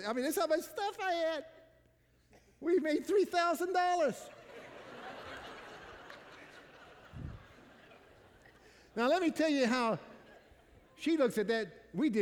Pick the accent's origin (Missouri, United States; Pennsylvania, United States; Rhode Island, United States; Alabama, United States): Missouri, United States; I'm from Missouri